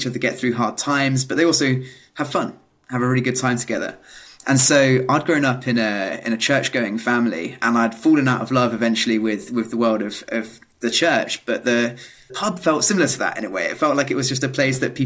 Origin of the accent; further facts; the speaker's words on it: Milton Keynes, South East England, United Kingdom; accent: British; I grew up in a small village in the countryside in Milton Keynes, which is not the most glamorous of places